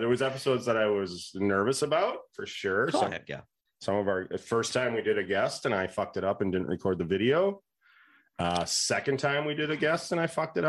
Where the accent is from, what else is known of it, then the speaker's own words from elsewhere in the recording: United States; I was born in the United States.